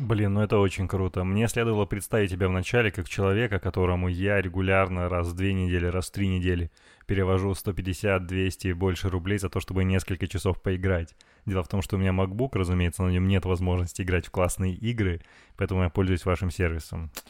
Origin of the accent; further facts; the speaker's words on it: Chelyabinsk, Chelyabinsk Oblast, Russia; now in Moscow, Russia; мы с тобой оба парни из провинции. Я из Челябинска, ты из Перми, уральские москвичи